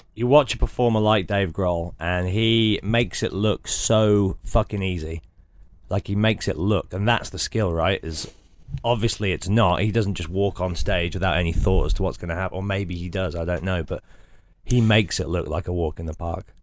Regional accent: United Kingdom

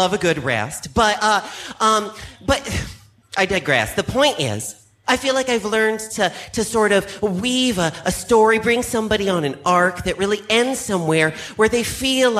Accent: Seattle, Washington, United States; moved away; I'm far away from my hometown of Seattle, Washington

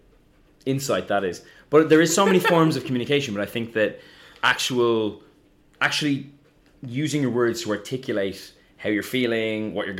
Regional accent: Ireland; being Irish

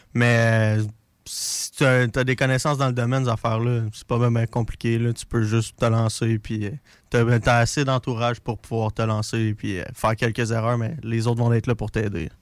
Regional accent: Drummondville, Quebec, Canada; moved away as an adult; now in Lévis, Canada; je viens de Drummondville

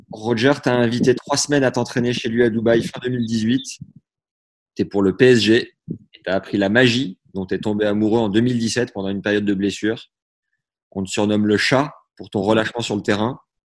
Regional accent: Beauvais, Hauts-de-France, France; je suis né à Beauvais

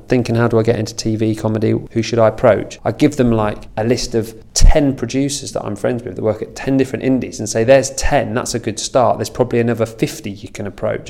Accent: Lincolnshire, East Midlands, United Kingdom; now in London, United Kingdom; I'm not from London, I'm from Lincolnshire.

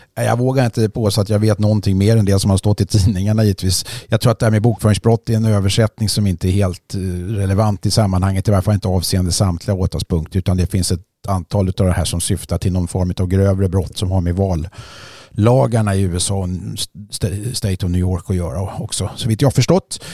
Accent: Sweden; som svensk eh, medborgare

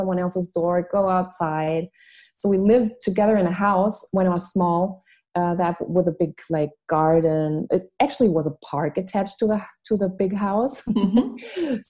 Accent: Munich, Bavaria, Germany; English is a second language; also born or lived in Switzerland; I was born in Munich, Germany. My father is a Filipino and my mother is German. Mm-hmm. And I was raised in beautiful Bavaria and then went to boarding school when I was 5.5 to Switzerland.

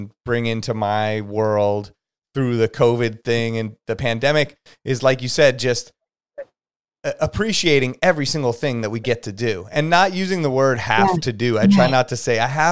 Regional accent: Los Angeles, California, United States; also born or lived in Santa Monica; I am from LA here. I grew up in Hollywood

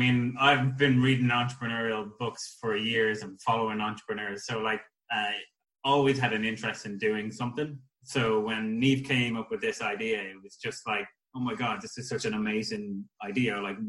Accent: Ashbourne, County Meath, Ireland; I'm from Ashburn as well. So yeah, obviously from the same place.

